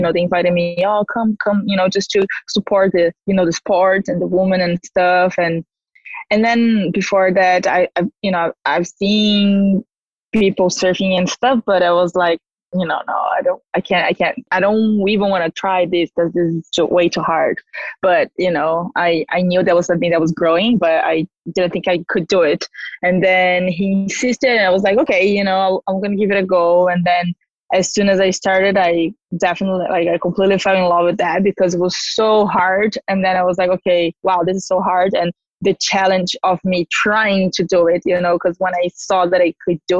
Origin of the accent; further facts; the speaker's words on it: Ubatuba, São Paulo, Brazil; I'm from Brazil and I grew up in a surfing town called Ubatuba. It's the north coast of São Paulo.